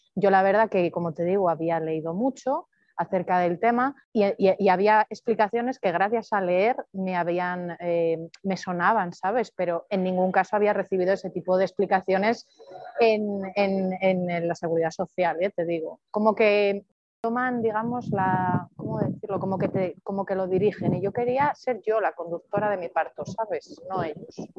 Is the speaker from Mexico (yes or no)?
no; Palencia, Castile and León, Spain; also born or lived in Madrid; now in Andorra; soy de Palencia, nací en Palencia con P